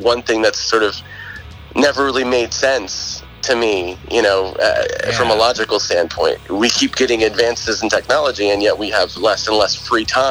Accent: Southern Maryland, United States; when I grew up here, I grew up in Lesbia. I mean, I grew up in White Sands

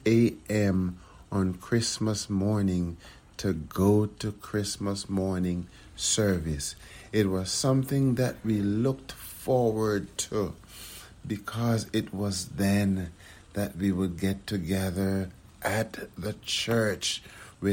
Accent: Kingston, Jamaica; now in United States; I grew up in Kingston, Jamaica

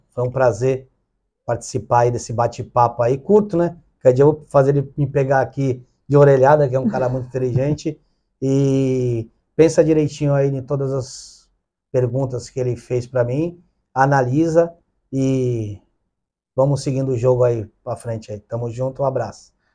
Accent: Santos, São Paulo, Brazil; sou lá de uma comunidade carente, né? lá do Dique da Vila Gilda

